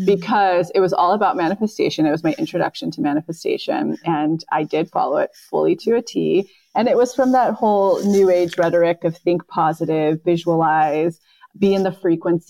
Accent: right outside of Yosemite, California, United States; now in Los Angeles, United States; my hometown right outside of Yosemite

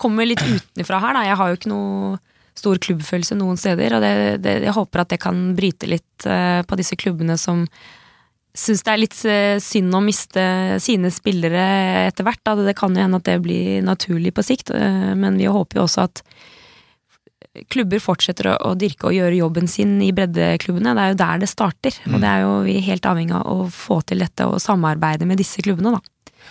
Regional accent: Slemmestad, Buskerud, Norway; jeg er fra Buskerud. Eh, Slemmestad. Det er ikke så langt fra Drammen

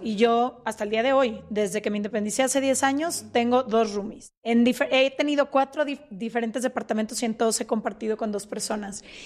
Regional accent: Guadalajara, Jalisco, Mexico; nosotras somos de Guadalajara

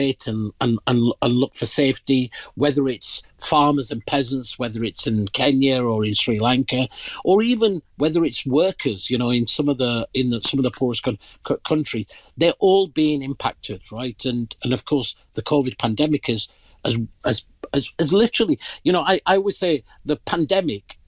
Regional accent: Pakistan; moved away; I'm originally from the Indian subcontinent. In my country of origin, Pakistan

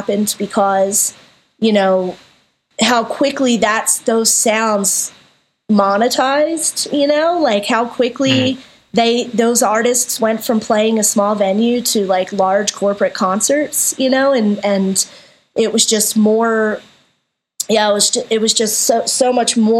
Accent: Philadelphia, Pennsylvania, United States; now in Denver, United States; I grew up in Philly

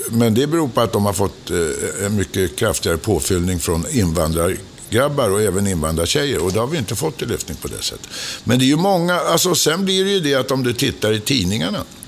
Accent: Stockholm, Stockholm County, Sweden; Jag är född på Åsögatan

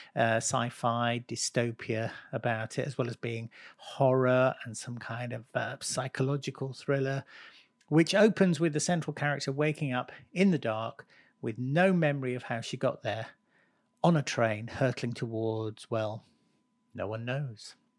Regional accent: Lancashire, North West England, United Kingdom; I was born in Lancashire

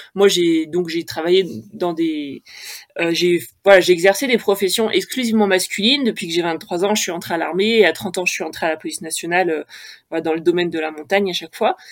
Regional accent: Haute-Savoie, Auvergne-Rhône-Alpes, France; J'ai grandi en Haute-Savoie

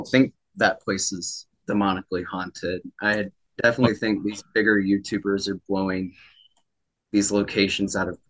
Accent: Georgia, United States; Georgia's actually my hometown.

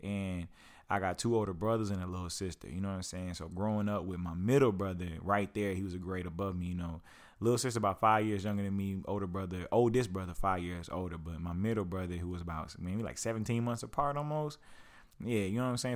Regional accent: Lawton, Oklahoma, United States; I grew up in Lawton, Oklahoma

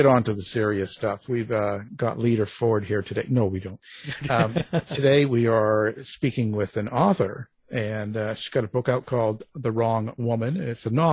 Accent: Canada; I'm Canadian

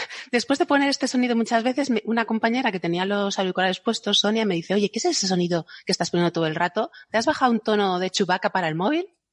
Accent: Spain; yo que soy española

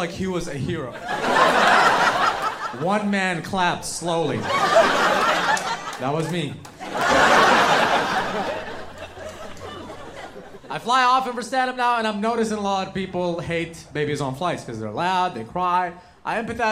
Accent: Yemen; now in United States; I didn't come all the way from Yemen

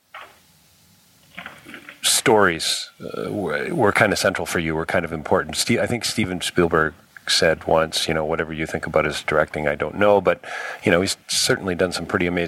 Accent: outside of Toronto, Ontario, Canada; I live in the suburbs. I grew up outside of Toronto

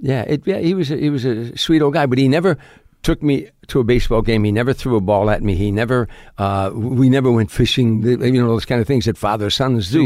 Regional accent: Harvey, Illinois, United States; moved away; South side of Chicago, a suburb called Harvey, Illinois.

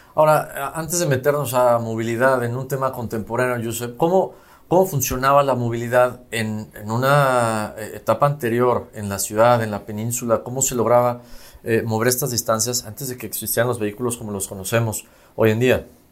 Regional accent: Mexico; como mexicanos

